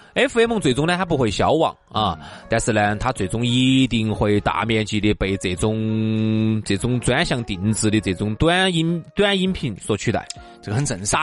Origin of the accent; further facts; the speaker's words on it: Sichuan, China; 我们四川人民，它就是在这个文化当中轻盈长大的